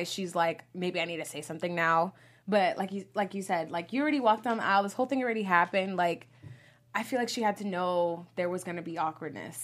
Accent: New York City, New York, United States; I'm from Brooklyn

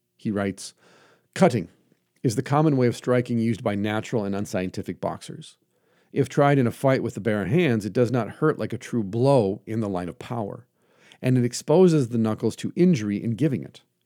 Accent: United States; I'm an American

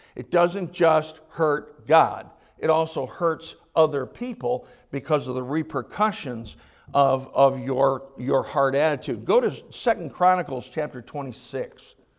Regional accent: United States; as American Christians

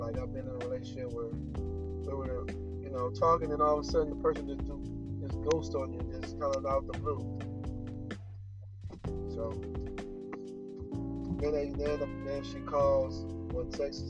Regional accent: United States; Of course, I'm from the United States, from Marcano.

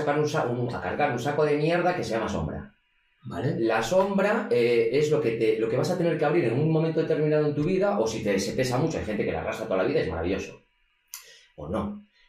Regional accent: Vigo, Galicia, Spain; yo soy de Vigo

